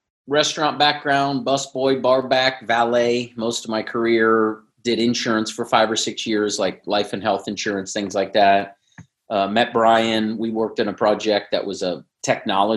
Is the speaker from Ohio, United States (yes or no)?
yes; Cincinnati, Ohio, United States; moved away as an adult; now in San Diego, United States; I was born in Cincinnati, went to Ohio State, big Buckeye fan, moved to San Diego. I've been here almost 20 years